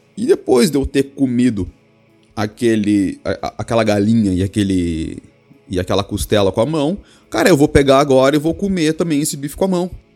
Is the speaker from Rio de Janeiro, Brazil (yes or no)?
no; Rio Grande do Sul, Brazil; eu sou gaúcho, Rio Grande do Sul